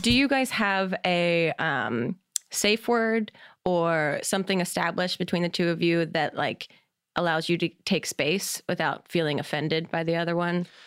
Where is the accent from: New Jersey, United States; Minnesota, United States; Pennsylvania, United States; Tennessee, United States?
New Jersey, United States; moved away; I'm from Jersey originally